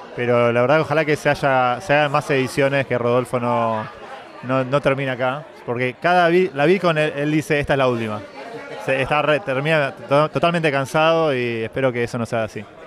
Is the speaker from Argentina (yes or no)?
yes; Argentina; Yo soy argentino